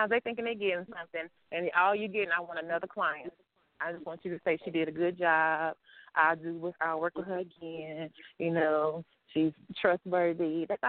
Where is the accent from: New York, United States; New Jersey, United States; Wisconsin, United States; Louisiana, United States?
Louisiana, United States; I am from Louisiana